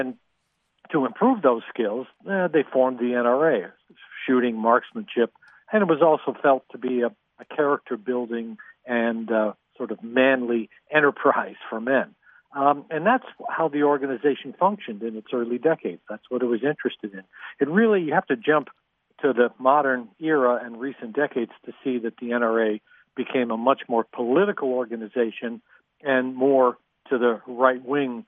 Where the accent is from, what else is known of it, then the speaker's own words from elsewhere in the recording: New York, United States; New York State, the state I know more about, I'm a New Yorker